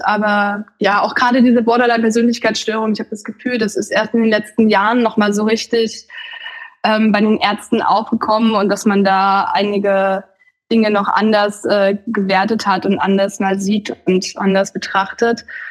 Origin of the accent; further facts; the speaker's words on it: the former GDR, East Germany, Germany; ich komme ja aus dem Gebiet der ehemaligen DDR